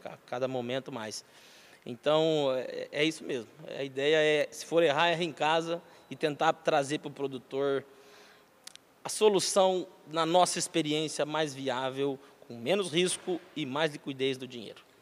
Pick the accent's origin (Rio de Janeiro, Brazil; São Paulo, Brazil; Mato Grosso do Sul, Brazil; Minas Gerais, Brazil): São Paulo, Brazil; Ourinhos; also born or lived in Marília / Piracicaba; Eu sou nascido em Marília, São Paulo. É, meu pai tinha um posto de gasolina em Ourinhos, uhum. na verdade Santa Cruz do Rio Pardo, entre Ourinhos e Santa Cruz, posto cruzadão. E aí, prontamente já fomos morar em Ourinhos, né, eu e minha família, fui criado lá